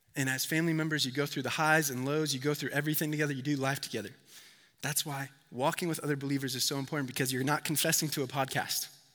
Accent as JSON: {"language": "English", "region": "Connecticut", "country": "United States", "said": "I'm from Connecticut"}